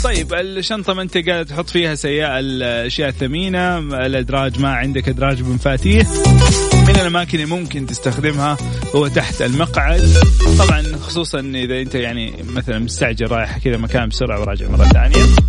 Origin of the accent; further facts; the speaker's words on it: Saudi Arabia; عندنا في السعوديه